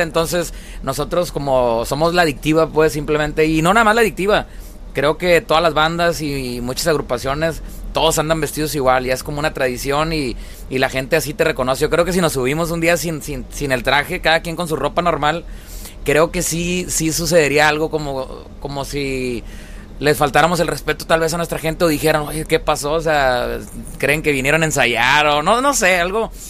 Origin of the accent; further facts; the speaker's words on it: Monterrey, Nuevo León, Mexico; moved away; also born or lived in Sinaloa; Yo soy de Monterrey, Nuevo León